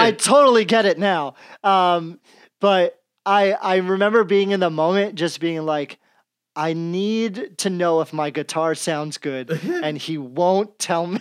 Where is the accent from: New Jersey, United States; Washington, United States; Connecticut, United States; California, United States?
New Jersey, United States; I'm from Jersey